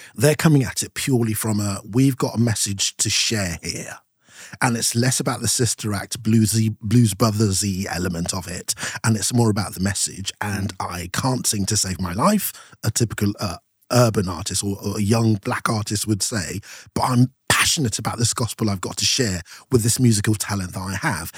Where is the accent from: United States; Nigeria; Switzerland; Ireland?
Nigeria; moved away as an adult; now in United Kingdom; from seven all the way through to nineteen ninety, I lived in Nigeria, so I had my primary school, uh, secondary school, uni, all in Nigeria